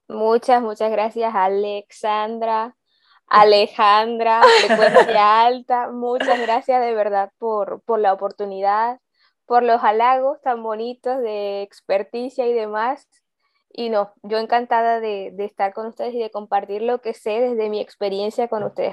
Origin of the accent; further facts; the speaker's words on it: Colombia; soy colombiana, joven, tengo 28